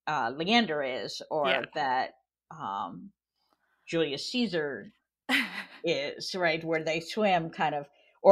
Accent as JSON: {"language": "English", "country": "France", "tie": "born or raised there", "said": "I grew up partly in France, and we had swimming lessons from school every week"}